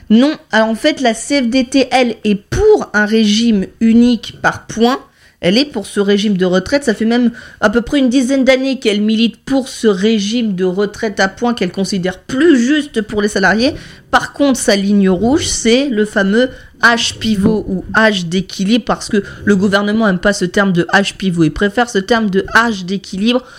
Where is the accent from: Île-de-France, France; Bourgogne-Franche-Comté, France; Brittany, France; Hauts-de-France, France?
Brittany, France; Lannion; chez nous à Lannion